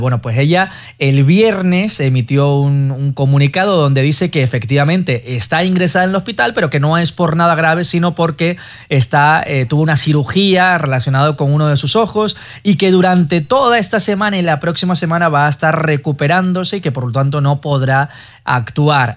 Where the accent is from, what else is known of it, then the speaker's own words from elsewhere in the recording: Spain; moved away as an adult; also born or lived in United States / Mexico; now in Miami, United States; yo soy español